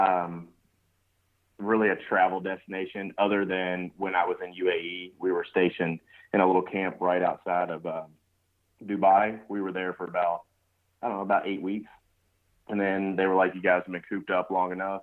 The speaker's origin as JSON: {"language": "English", "region": "Kentucky", "country": "United States", "tie": "born or raised there", "said": "I grew up in Kentucky"}